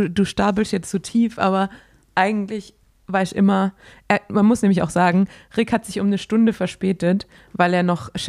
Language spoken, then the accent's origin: German; Swabia, Baden-Württemberg, Germany; accent: Swabian; ich bin Schwabe.